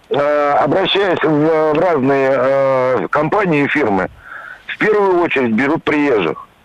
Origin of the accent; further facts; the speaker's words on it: Moscow, Russia; я москвич